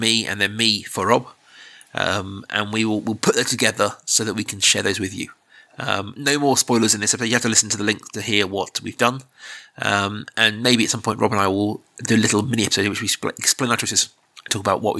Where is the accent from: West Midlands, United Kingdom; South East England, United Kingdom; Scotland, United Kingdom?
South East England, United Kingdom; Reading; moved away as an adult; Reading will always be my hometown, and I've lived a lot of places in my life. In a lot of countries